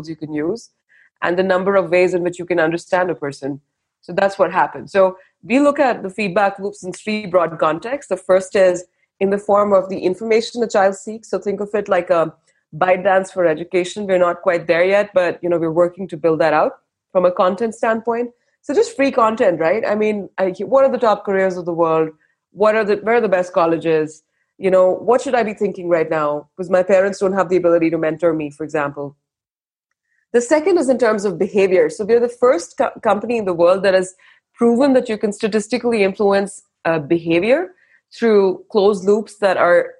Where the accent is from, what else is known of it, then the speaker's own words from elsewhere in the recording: India; moved away as an adult; now in Bangalore, India; I grew up in India and I lived and worked abroad across four continents